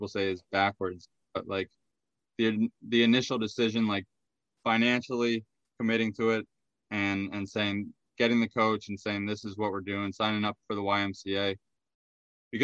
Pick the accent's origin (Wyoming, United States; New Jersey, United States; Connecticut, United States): Connecticut, United States; Hebron; now in Boston, United States; grew up in a small town, Hebron, and went to public schools